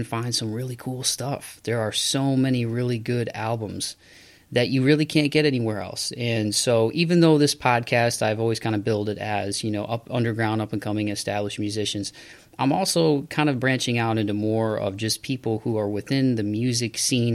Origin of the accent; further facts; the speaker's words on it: Toledo, Ohio, United States; Toledo, Ohio, my hometown.